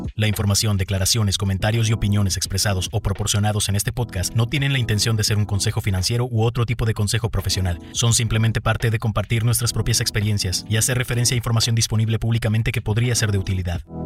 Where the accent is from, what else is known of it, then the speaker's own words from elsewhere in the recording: Tijuana, Baja California, Mexico; moved away as an adult; also born or lived in San Diego / Monterrey; crecí en Tijuana